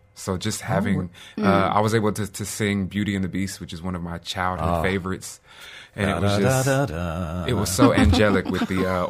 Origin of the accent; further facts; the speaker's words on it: North Carolina, United States; I'm from North Carolina, from the United States.